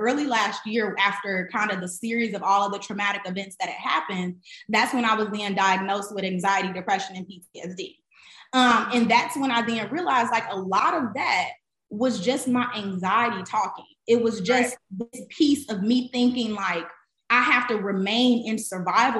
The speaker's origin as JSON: {"language": "English", "town": "Chicago", "region": "Illinois", "country": "United States", "also_born_or_lived": "Atlanta", "moved": "yes", "said": "I'm from Chicago. I'm first generation everything. I didn't grow up with a lot of money"}